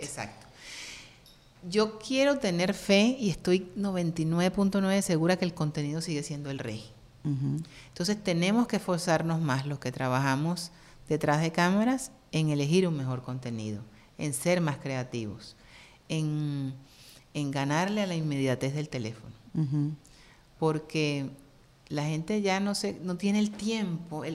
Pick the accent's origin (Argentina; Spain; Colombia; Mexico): Colombia; Cartagena, Bolívar; first language Spanish; now in United States